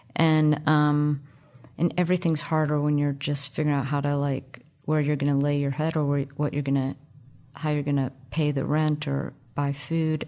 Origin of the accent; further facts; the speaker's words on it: Miami, Florida, United States; growing up in Miami in the, uh, late seventies